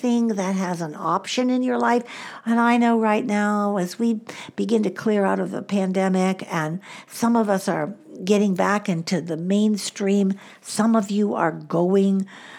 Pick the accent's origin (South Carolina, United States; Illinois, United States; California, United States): Illinois, United States; Chicago; also born or lived in Southwest US; now in Southwest, United States; I grew up in the Midwest